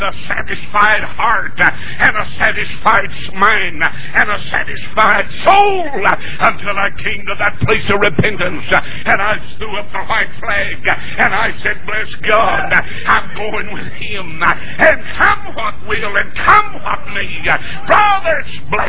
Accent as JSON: {"language": "English", "region": "North Carolina", "country": "United States", "moved": "as an adult", "lives_now": "Atlanta, United States", "said": "I was born in North Carolina. I'm a Tar Heel. I'll have tar on my heels when I die."}